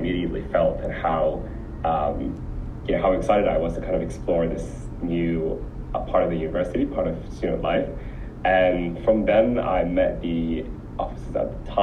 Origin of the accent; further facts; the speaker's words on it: Sudan; also born or lived in Abu Dhabi, United Arab Emirates; now in Melbourne, Australia; I'm originally from Sudan